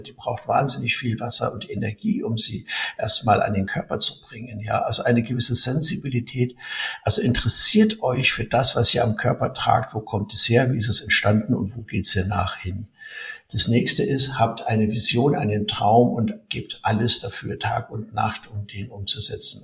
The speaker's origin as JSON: {"language": "German", "country": "Germany"}